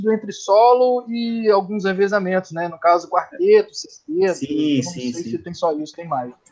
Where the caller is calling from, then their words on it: Serra, Espírito Santo, Brazil; falo de Serra, Espírito Santo.